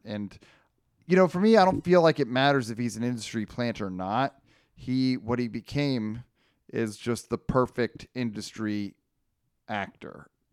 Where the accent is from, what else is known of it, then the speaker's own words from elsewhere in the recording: Northern California, United States; now in Los Angeles, United States; in my hometown now